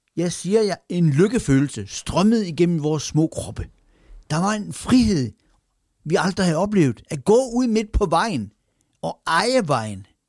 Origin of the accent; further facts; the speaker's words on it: Randers, Central Denmark Region, Denmark; min barndom i det nordlige Randers